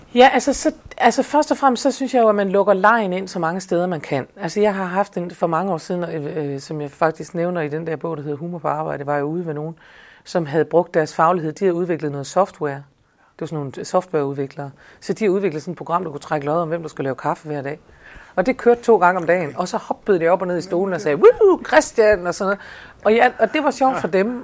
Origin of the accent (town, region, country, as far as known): Denmark